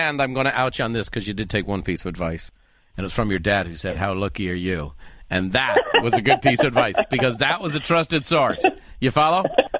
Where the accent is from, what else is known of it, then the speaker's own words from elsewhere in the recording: Ireland; now in San Diego, United States; I grew up in Ireland, you're in Canada. In San Diego, it's not such a big deal, but let me tell you.